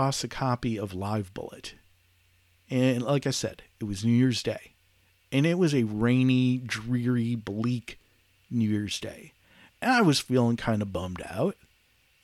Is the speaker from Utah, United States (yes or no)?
no; Detroit, Michigan, United States; moved away as an adult; now in Charlotte, United States; I was born and raised in Detroit